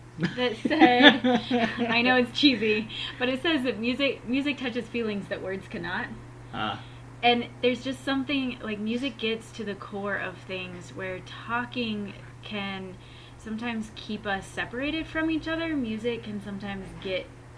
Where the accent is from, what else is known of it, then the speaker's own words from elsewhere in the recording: Concordia, Kansas, United States; I grew up in Concordia, Kansas